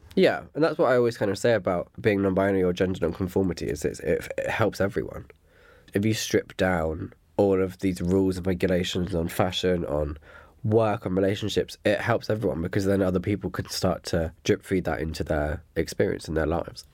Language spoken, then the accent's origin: English; Dorset, South West England, United Kingdom; moved away; I'm originally from Dorset